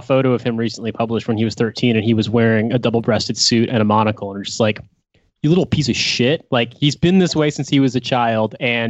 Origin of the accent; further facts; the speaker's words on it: Indiana, United States; I'm from Indiana